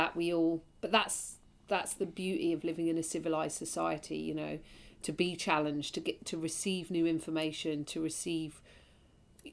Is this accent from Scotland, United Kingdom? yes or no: no; London, United Kingdom; having been born and raised in London